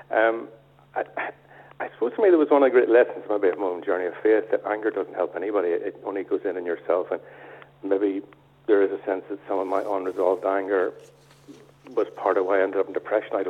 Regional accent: Belfast, Northern Ireland, United Kingdom; I grew up in East Belfast

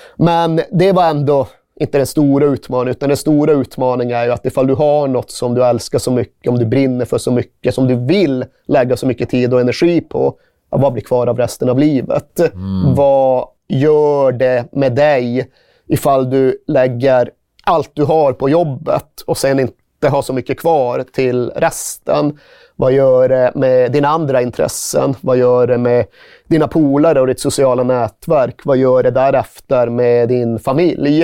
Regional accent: Malmberget, Norrbotten County, Sweden; Jag kommer inte från London, jag kommer från Malmberget.

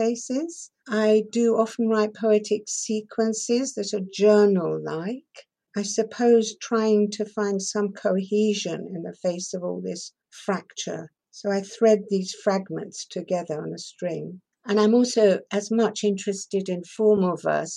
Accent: Shanklin, South East England, United Kingdom; first language Persian; English is a second language; also born or lived in Tehran, Iran; I was born in Tehran, and then at the age of 6, I was sent to Shanklin on the Isle of Wight to boarding school

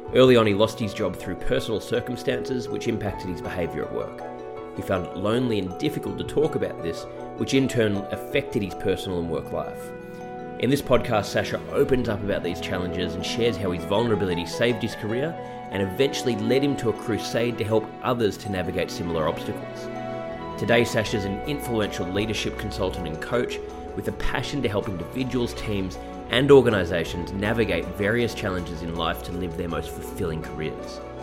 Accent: Melbourne, Victoria, Australia; we're both from Melbourne

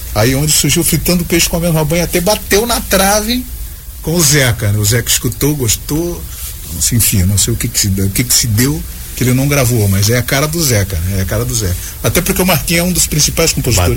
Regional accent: Joinville, Santa Catarina, Brazil; also born or lived in Criciúma; só nasci em Criciúma, mas eu vim para cá para Joinville muito novo, veio com a minha mãe, eu cheguei aqui, eu tinha dois anos de idade. Então, a minha vida, a minha vida toda foi Joinville

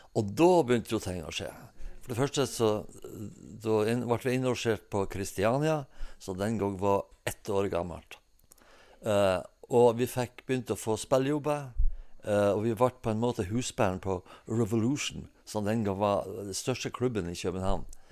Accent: Hemnesberget, Nordland, Norway; Jeg er født og oppvokst eh, på 50-tallet på Hemnesberget

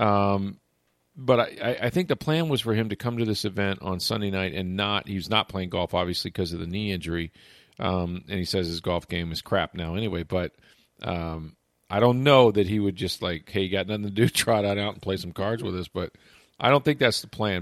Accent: Tampa, Florida, United States; I grew up here.

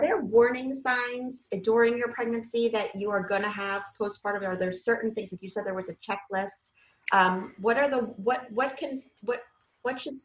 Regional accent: New York City, New York, United States; now in Central New Jersey, United States; we're from New York City

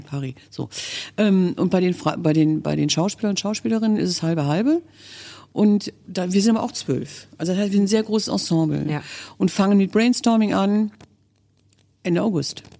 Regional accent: Kerpen, North Rhine-Westphalia, Germany; also born or lived in Brühl; ich bin in Brühl geboren, ja, aber ich komme aus Balkhausen. Das ist ein kleiner Stadtteil von Mittler, also vom, von der Stadt Kerpen.

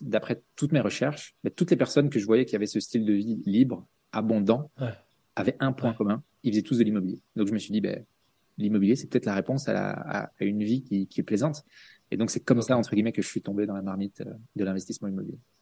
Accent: Belgium; à la base je suis belge

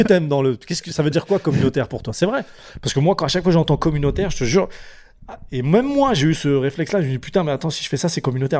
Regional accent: Champigny-sur-Marne, Île-de-France, France; je viens de Champigny-sur-Marne, c'est une banlieue dans le, dans, dans, 94

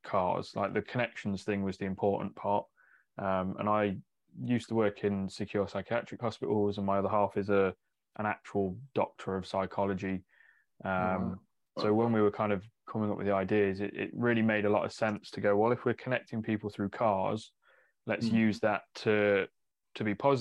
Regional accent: Mansfield, East Midlands, United Kingdom; now in Northamptonshire, United Kingdom; I'm technically from further north than here. Like Mansfield way is kind of where I grew up.

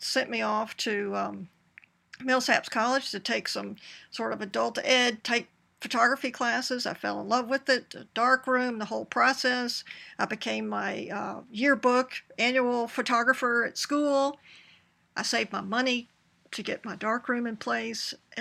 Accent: Jackson, Mississippi, United States; moved away as an adult; also born or lived in Vicksburg, Mississippi; now in Annapolis, United States; I am a Jacksonian, so a native Mississippian

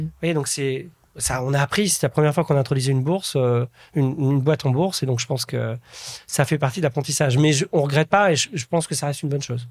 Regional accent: a small village in Nièvre, Burgundy, Bourgogne-Franche-Comté, France; moved away; je suis issu d'un petit village de la Nièvre, en Bourgogne

